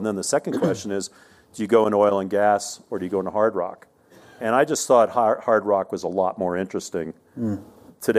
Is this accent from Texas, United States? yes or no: no; New Jersey, United States; moved away as an adult; also born or lived in Arizona; I was raised in New Jersey